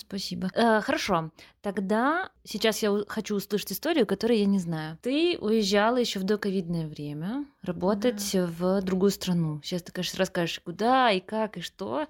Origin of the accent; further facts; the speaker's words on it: Vitebsk, Vitebsk Region, Belarus; moved away; я сама из Витебска же.